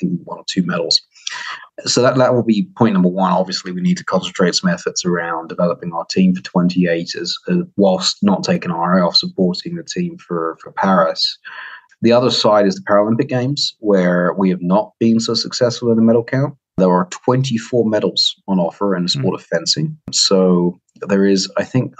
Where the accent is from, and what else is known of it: United Kingdom; accent: British; now in United States